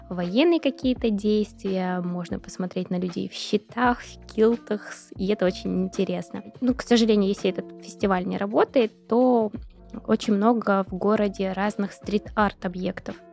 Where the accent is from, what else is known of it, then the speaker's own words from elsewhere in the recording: Tbilisi, Georgia; born there; Я сама родилась в Грузии, в Тбилиси. Это южный город, там минус 5, это уже холодно.